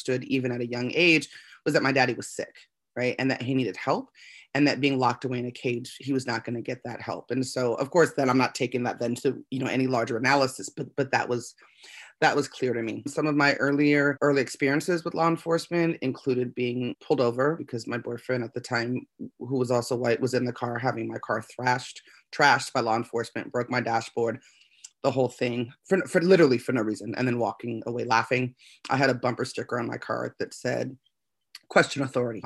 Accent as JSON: {"language": "English", "town": "Las Vegas", "region": "Nevada", "country": "United States", "tie": "born or raised there", "said": "I was born and raised in Las Vegas, Nevada"}